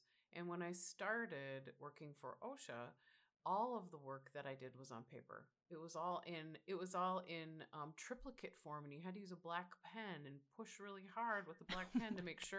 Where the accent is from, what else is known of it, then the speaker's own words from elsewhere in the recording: Minnesota, United States; that's me as a Minnesotan saying.